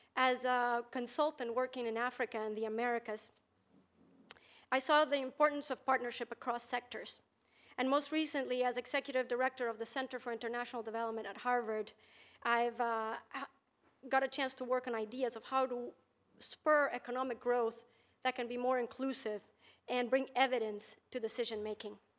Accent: Bolivia; now in United States; growing up in Bolivia

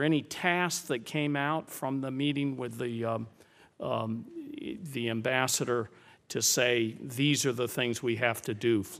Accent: New Mexico, United States; The national labs located in my home state of New Mexico play a vital role

